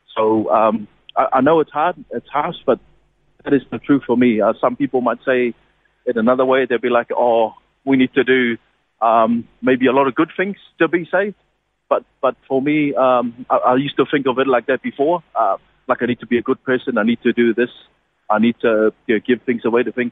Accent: Niue; moved away; born and bred in Niue.

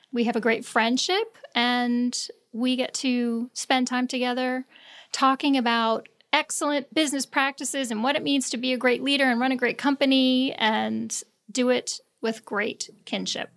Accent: Long Island, New York, United States; moved away as an adult; now in the Carolinas, United States; I was born and raised in New York, Long Island

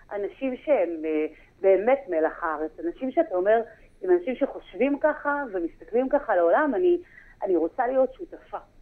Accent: Haifa, Haifa District, Israel; moved away as an adult; now in Nirim, Israel; במקור אני מחיפה

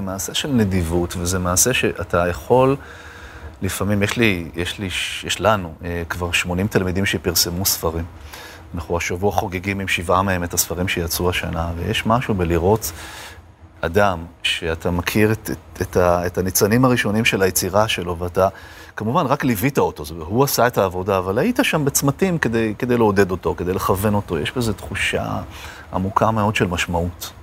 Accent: Jerusalem, Jerusalem District, Israel; נולדתי בירושלים

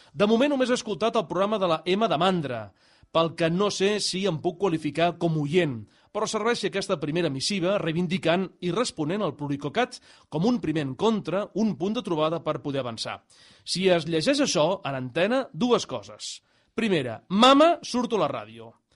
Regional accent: Sabadell, Catalonia, Spain; els que som de Sabadell

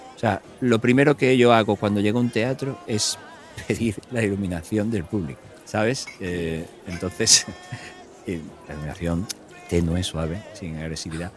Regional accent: Cádiz, Andalusia, Spain; also born or lived in Ireland; yo soy muy de Cádiz, muy de las chirigota y muy del cachondeo.

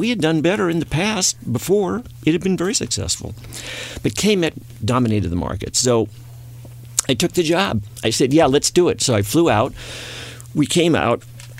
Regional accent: Boston, Massachusetts, United States; moved away as an adult; I was born and raised in Boston

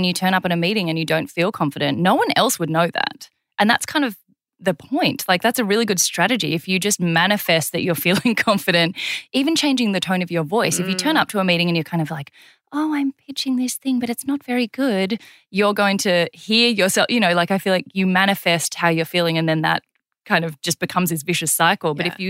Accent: South Korea; born there; I have kind of an interesting cultural background in that I was born in South Korea and then adopted.

